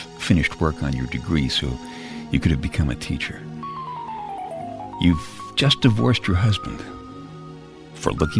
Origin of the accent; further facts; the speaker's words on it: New York City, New York, United States; I grew up in Brooklyn, and my car most of the time was just the subway.